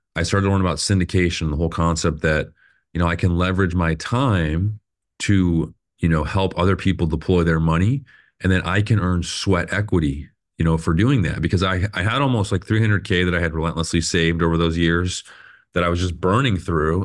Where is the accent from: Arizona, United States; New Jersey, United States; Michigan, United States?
Arizona, United States; Phoenix; I was born and raised here in Phoenix